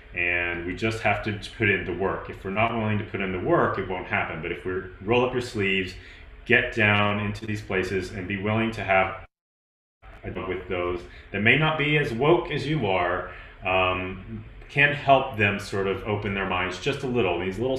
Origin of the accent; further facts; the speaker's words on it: Tennessee, United States; I'm from Tennessee. It's like go big orange.